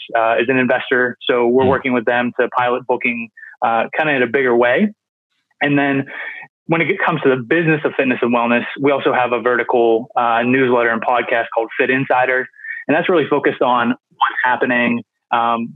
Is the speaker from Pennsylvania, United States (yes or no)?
yes; Pittsburgh, Pennsylvania, United States; I'm from Pittsburgh, Pennsylvania, based there. I'm there now